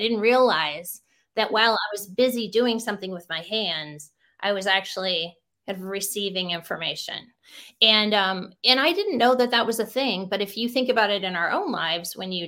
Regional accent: Defiance, Ohio, United States; I grew up in Defiance, Ohio with very grounded family.

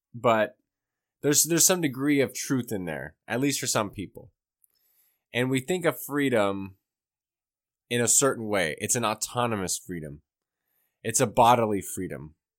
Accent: United States

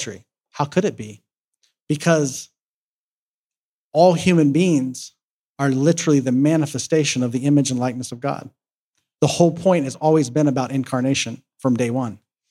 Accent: Columbus, Ohio, United States; moved away; back in my hometown where I'm from in Columbus, Ohio

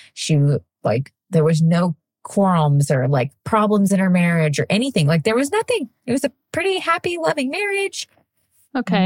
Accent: Wall, Texas, United States; I grew up right outside San Angelo, Texas, in a really, really, really tiny town called Wall, Texas

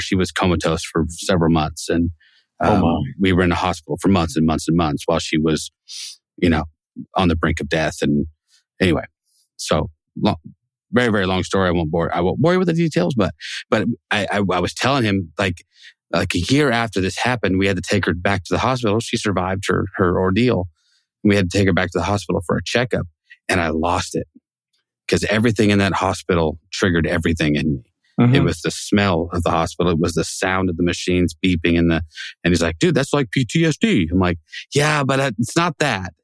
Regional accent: Pacific Northwest, United States; John and I grew up in the Pacific Northwest

